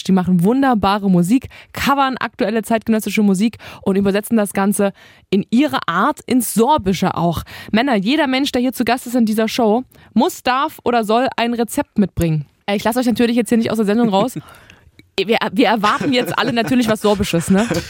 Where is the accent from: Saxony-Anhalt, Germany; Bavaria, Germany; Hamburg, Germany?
Saxony-Anhalt, Germany; Halle; ich komme aus Heide Nord. Das ist hier in Halle eine Plattenbausiedlung